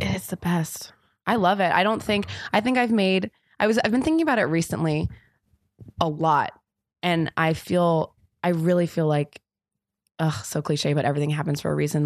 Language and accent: English; Los Angeles, California, United States; moved away as an adult; also born or lived in London / New York; now in Los Angeles, United States; I'm from Los Angeles originally, and then I moved to London when I was eighteen